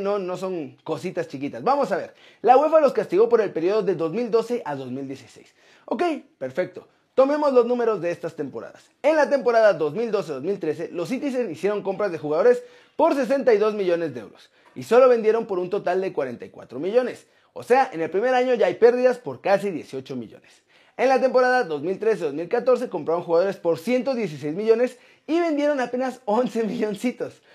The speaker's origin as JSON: {"language": "Spanish", "country": "Mexico", "moved": "yes", "said": "soy mexicano, me encanta mi país y voy a volver a la brevedad."}